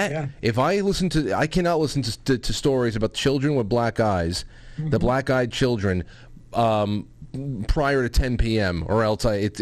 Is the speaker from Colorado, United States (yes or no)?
no; Brooklyn, New York, United States; born there; also born or lived in Manhattan; Side note, I was born in Brooklyn on Humboldt Street and spent most of my adult life in Manhattan.